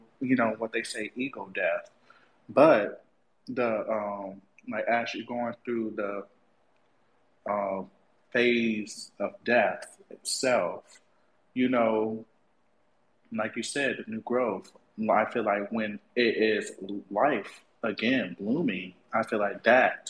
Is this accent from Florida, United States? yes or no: yes; Florida, United States; I'm from Florida